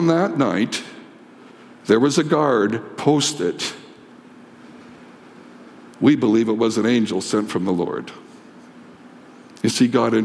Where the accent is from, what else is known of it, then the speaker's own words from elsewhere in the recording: Canada; As a Canadian